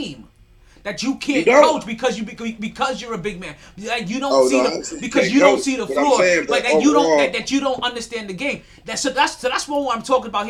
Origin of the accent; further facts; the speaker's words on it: New York, United States; I'm the New Yorker here.